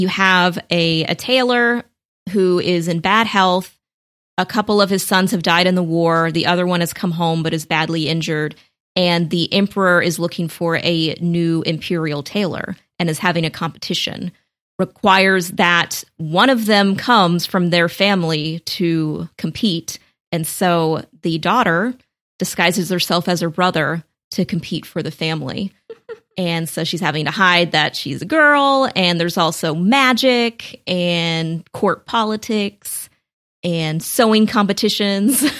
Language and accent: English; United States; as an American